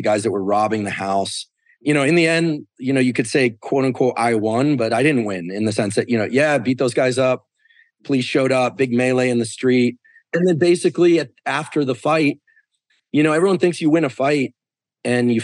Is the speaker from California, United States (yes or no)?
yes; Stanford, California, United States; I was born in Stanford Hospital